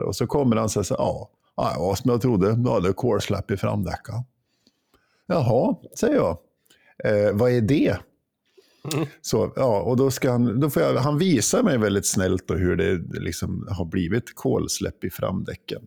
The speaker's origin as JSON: {"language": "Swedish", "region": "Jämtland", "country": "Sweden", "moved": "yes", "said": "När jag var hemma i Jämtland"}